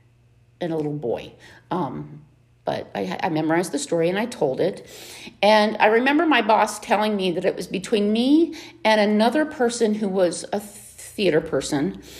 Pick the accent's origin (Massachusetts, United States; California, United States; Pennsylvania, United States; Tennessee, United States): Pennsylvania, United States; Monongahela; now in Boyertown, United States; I grew up in southwestern Pennsylvania.